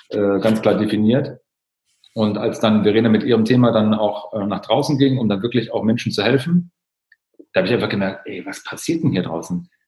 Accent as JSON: {"language": "German", "region": "East Germany", "country": "Germany", "tie": "born or raised there", "said": "Ich bin im Osten aufgewachsen, das war so ein Muster, was ich kenne, aber mir ist es nie aufgefallen."}